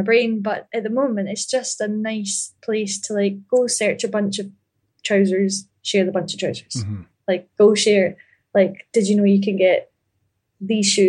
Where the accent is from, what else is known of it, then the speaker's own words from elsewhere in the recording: Ayr, Scotland, United Kingdom; But I grew up in Ayr, A-Y-R